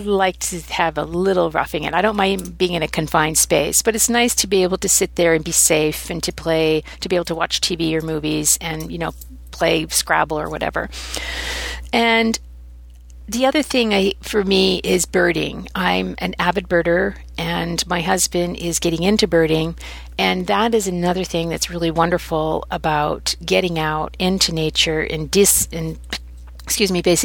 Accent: Oregon, United States; moved away; also born or lived in Maine / Texas; I grew up in Oregon

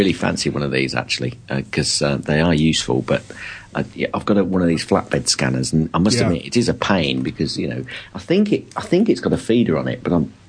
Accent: London, United Kingdom; accent: mixed; I am actually originally from London, although North London, but I think I've got a bit of a mix accent.

